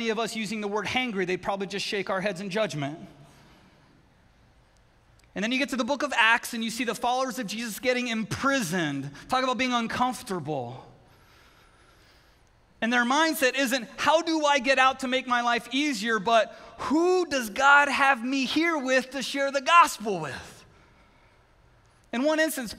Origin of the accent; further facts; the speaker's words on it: Southern California, United States; now in Connecticut, United States; I grew up in Southern California